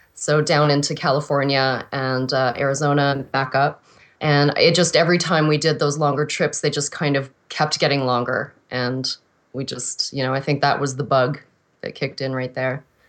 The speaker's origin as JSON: {"language": "English", "town": "Regina", "region": "Saskatchewan", "country": "Canada", "tie": "born or raised there", "said": "I was originally born in Regina, Saskatchewan"}